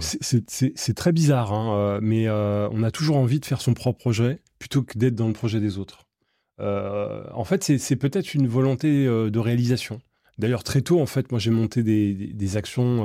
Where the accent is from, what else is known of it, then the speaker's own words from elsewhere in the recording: Seine-Saint-Denis, Île-de-France, France; Moi, j'ai grandi en Seine-Saint-Denis.